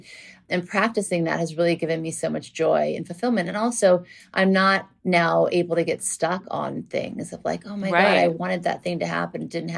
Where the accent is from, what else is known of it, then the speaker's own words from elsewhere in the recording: New Orleans, Louisiana, United States; moved away; also born or lived in Beverly Hills; And then we moved from Louisiana, from New Orleans to Beverly Hills. And then I went to Beverly Hills High School.